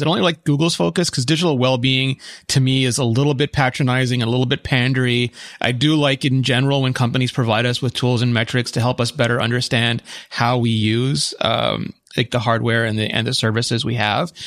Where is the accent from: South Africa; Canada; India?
Canada; Quebec; as a Quebecer